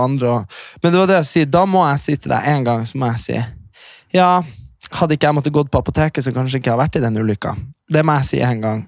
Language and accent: Norwegian; Hamarøy, Nordland, Norway; kommunen der vi er fra